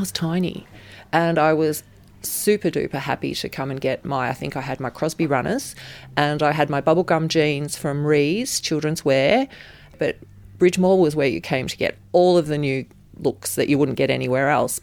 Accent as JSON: {"language": "English", "town": "Ballarat", "region": "Victoria", "country": "Australia", "tie": "born or raised there", "said": "I grew up in Ballarat"}